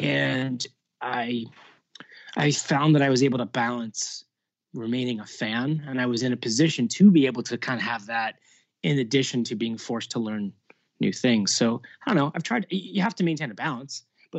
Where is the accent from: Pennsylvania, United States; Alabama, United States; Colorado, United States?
Pennsylvania, United States; Lancaster; moved away as an adult; No, I'm from Lancaster, born and raised. Didn't leave until I was 18 to go to college.